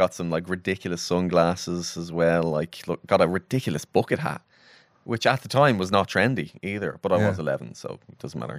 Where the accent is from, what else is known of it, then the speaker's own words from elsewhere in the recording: Swords, Leinster, Ireland; moved away; I grew up in Swords, so like the sound of like a plane engine. It was just permanent in the background of my childhood.